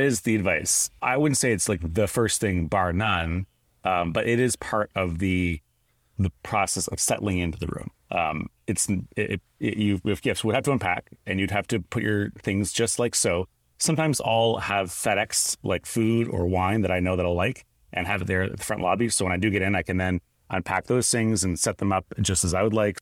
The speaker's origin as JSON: {"language": "English", "country": "Canada", "tie": "born or raised there", "said": "I grew up in Canada"}